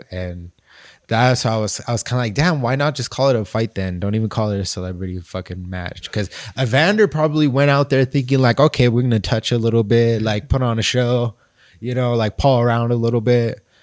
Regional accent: United States; I'm from America.

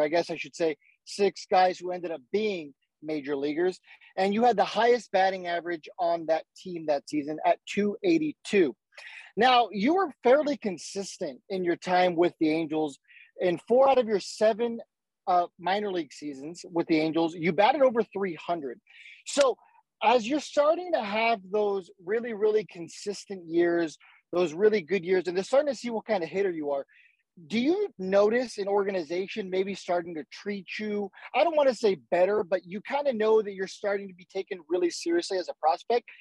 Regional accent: San Diego, California, United States; growing up in San Diego, uh, you know, my dad's a big Padres fan

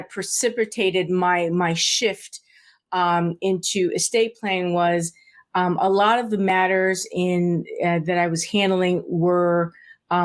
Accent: South Florida, United States; moved away as an adult; also born or lived in San Juan, Puerto Rico; now in Maryland, United States; I was raised in South Florida

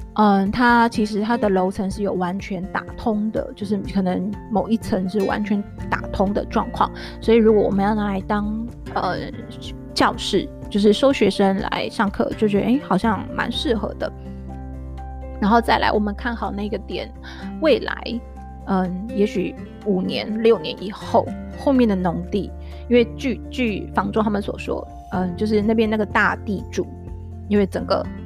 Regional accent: central-southern Taiwan, Taiwan; now in Taipei, Taiwan; 我自己跟我老公，我们都是中南部长大，我们从小就也是住在透天的房子。但后来我们搬到台北了

